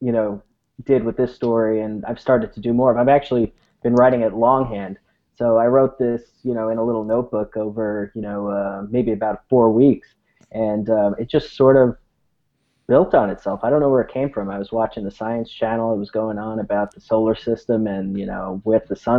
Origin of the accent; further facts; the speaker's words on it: San Francisco, California, United States; I'm from San Francisco, project manager out in San Francisco